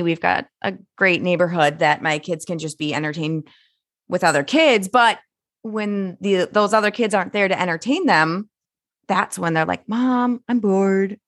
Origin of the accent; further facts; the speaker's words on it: Minnesota, United States; as a Minnesotan